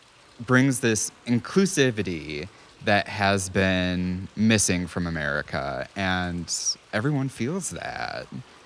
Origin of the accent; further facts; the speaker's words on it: Cambridge, Minnesota, United States; I grew up in Cambridge, Minnesota, and it's Trump territory pretty much up there.